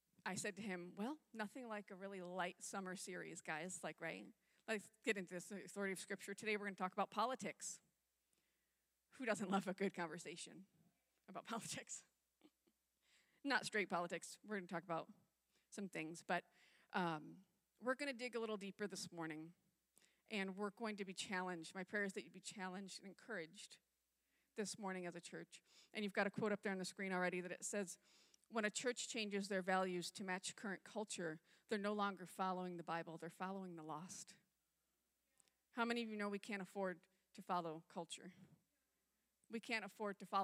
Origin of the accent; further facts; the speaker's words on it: upstate New York, United States; moved away; I grew up on the East Coast in upstate New York